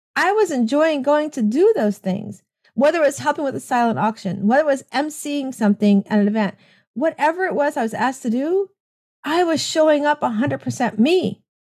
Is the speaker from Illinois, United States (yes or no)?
no; Tampa, Florida, United States; I am from Tampa, Florida